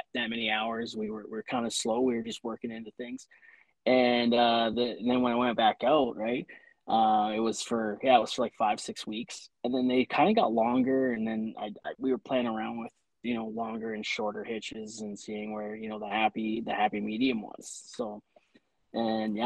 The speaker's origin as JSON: {"language": "English", "region": "Ontario", "country": "Canada", "also_born_or_lived": "Saskatchewan", "moved": "as an adult", "said": "I was, 20 years old. I moved out to Saskatchewan from Ontario."}